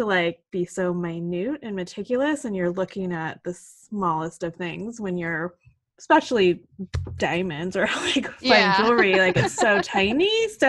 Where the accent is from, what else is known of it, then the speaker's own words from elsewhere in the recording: California, United States; Like, I grew up in Orange County, like track house develop.